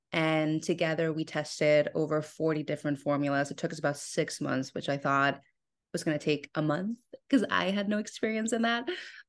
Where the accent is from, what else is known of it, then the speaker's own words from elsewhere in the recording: Mexico; We're born and raised in Mexico, so Mexican candy has always been a part of our lives, specifically chamoy.